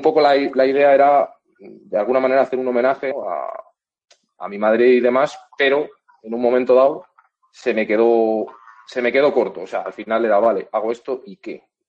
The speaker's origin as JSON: {"language": "Spanish", "town": "Valladolid", "region": "Castile and León", "country": "Spain", "said": "yo soy de Valladolid, mi madre es de Valladolid"}